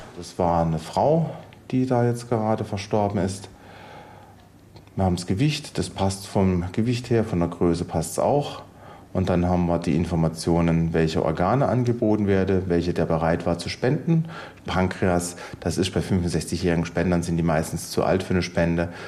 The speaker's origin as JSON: {"language": "German", "region": "Baden-Württemberg", "country": "Germany", "moved": "as an adult", "lives_now": "Homburg, Germany", "said": "Ich komme ursprünglich aus dem Badischen und bin dann zum AIP 1995 hier in die Nephrologie gekommen."}